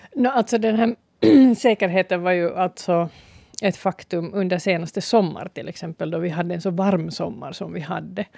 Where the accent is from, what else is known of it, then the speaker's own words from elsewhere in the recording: Ostrobothnia, Finland; now in Sipoo, Finland; jag är hemma från Österbotten